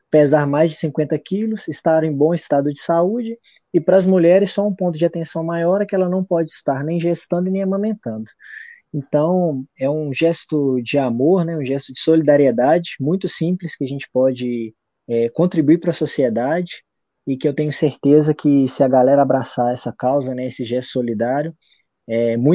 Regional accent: Belo Horizonte, Minas Gerais, Brazil; born there; cidade de Belo Horizonte, Minas Gerais, que é onde eu nasci

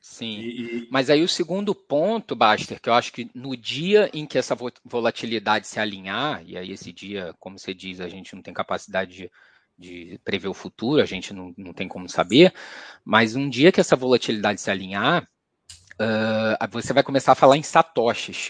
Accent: Rio de Janeiro, Brazil; now in São Paulo, Brazil; Eu sou carioca e moro aqui em São Paulo

